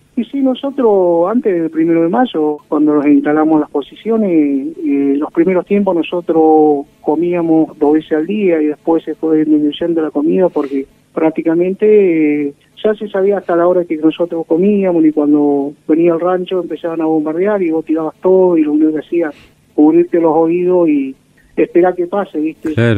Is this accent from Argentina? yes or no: yes; Sarmiento, Chubut, Argentina; Soy nacido acá en Sarmiento, Chubut, que queda a 120 kilómetros de Comodoro Rivadavia. Y bueno, me quedé acá en Sarmiento